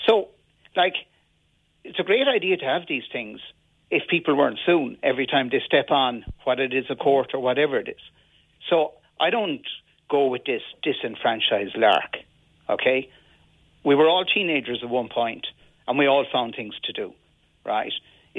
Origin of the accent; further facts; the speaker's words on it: Limerick, Munster, Ireland; And when I grew up in Limerick, the people I was friendly with came from every single area in Limerick.